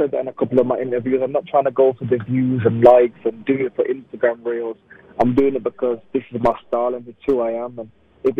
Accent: Wolverhampton, West Midlands, United Kingdom; Yeah, I'm a Wolves fan. It's my hometown.

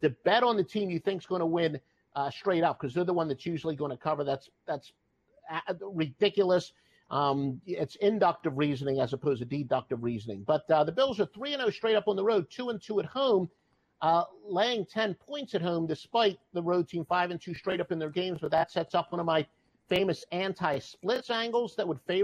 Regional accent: New Jersey, United States; also born or lived in Pittsburgh; now in Atlanta, United States; I grew up in South Jersey outside of Philadelphia

